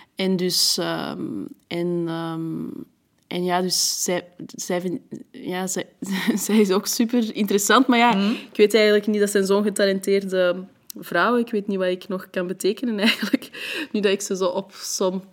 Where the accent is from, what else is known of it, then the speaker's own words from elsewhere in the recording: Antwerp, Flanders, Belgium; first language French; Dutch is a second language; also born or lived in France; Maar Antwerpen is de plek waar ik het langst heb gewoond en waar ik echt ben opgegroeid, mijn jeugd heb doorgebracht